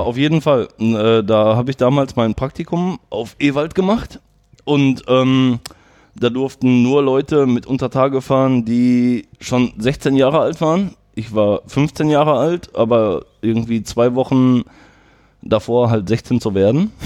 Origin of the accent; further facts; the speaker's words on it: Herten, North Rhine-Westphalia, Germany; ich wollte schon gerne hier in Herten bleiben. Ich komme aus Herten